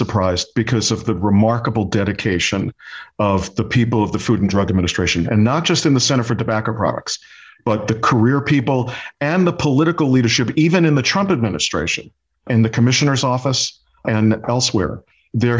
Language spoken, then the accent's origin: English; New York City, New York, United States; I grew up in Brooklyn, New York